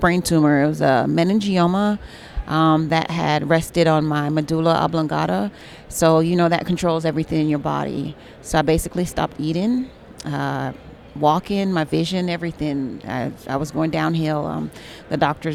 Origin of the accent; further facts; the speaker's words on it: Jamaica; I'm from Jamaica, which is the Caribbean.